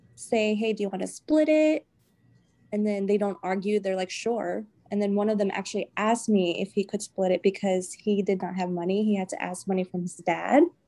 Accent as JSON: {"language": "English", "region": "the South", "country": "United States", "moved": "as an adult", "lives_now": "New England, United States", "said": "I'm from the South"}